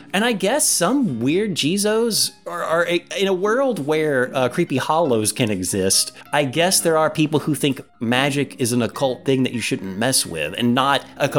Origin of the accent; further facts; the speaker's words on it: the South, United States; we're from the South.